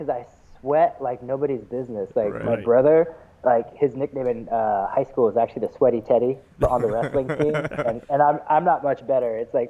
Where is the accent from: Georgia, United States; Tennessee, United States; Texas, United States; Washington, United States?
Washington, United States; Seattle; like Eddie said, and I am from Seattle, Washington.